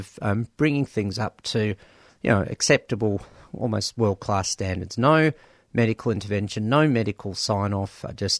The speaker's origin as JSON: {"language": "English", "region": "Victoria", "country": "Australia", "tie": "born or raised there", "said": "I was born in Victoria"}